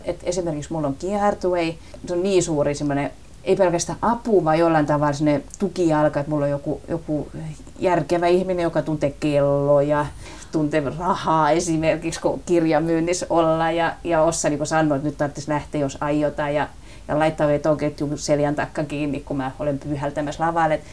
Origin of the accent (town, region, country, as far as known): Southwest Finland, Finland; accent: southwestern dialect (lounaismurre); first language Finnish (southwestern dialect)